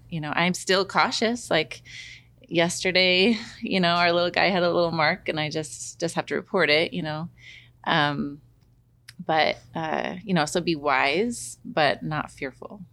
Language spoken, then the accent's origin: English; Corbett, Oregon, United States; I grew up in Corbett, Oregon